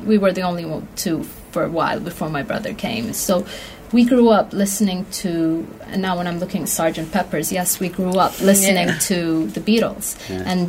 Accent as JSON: {"language": "English", "region": "Abu Dhabi", "country": "United Arab Emirates", "tie": "born or raised there", "also_born_or_lived": "Khartoum, Sudan", "moved": "yes", "said": "Abu Dhabi, that's where I grew up."}